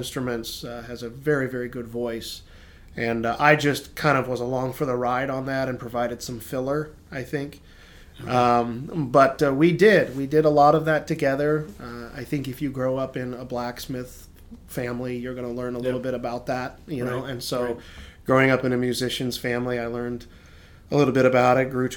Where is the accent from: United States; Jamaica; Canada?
United States; Brevard, North Carolina; I was born up there in Brevard, North Carolina, and grew up there at camp